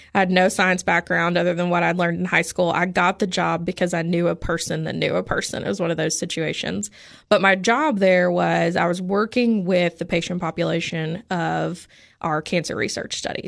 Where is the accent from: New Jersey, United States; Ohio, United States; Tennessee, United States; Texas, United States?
Tennessee, United States; Oliver Springs; moved away as an adult; also born or lived in Indiana / Portland, Oregon; now in Cookeville, United States; grew up in the Knoxville area. So right outside of Oak Ridge in a really tiny town called Oliver Springs